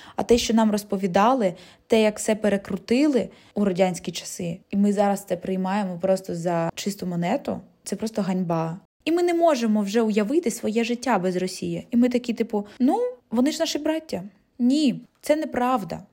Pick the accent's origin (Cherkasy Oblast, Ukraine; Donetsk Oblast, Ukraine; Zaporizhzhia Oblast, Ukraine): Zaporizhzhia Oblast, Ukraine; Zaporizhzhia; first language Russian; Ukrainian is a second language; Я родом з міста Запоріжжя і усе своє життя я розмовляла російською мовою